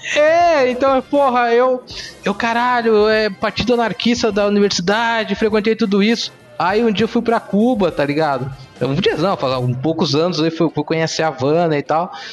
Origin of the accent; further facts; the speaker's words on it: Porto Alegre, Rio Grande do Sul, Brazil; now in Cuiabá, Brazil; eu sou gaúcho, né? sou de Porto Alegre. Vim pra cá em 96 com, com, com a minha família